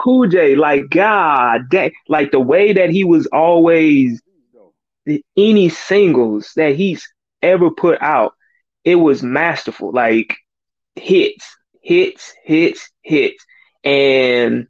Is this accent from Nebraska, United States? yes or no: no; Houston, Texas, United States; I'm from the South, like straight born and bred South